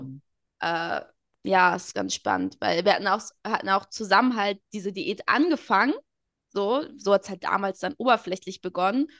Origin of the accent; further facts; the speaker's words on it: Portugal; ich bin Portugiesin